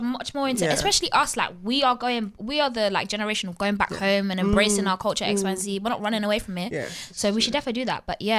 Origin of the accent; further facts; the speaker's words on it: Nigeria; I'm Nigerian, so I grew up listening to Afrobeats as well, and my uncle's taking me to the hall parties and stuff.